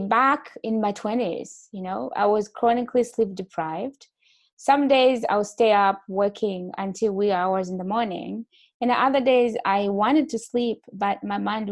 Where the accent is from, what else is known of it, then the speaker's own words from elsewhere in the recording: Burundi; also born or lived in Malawi; now in Canada; originally, I'm from Burundi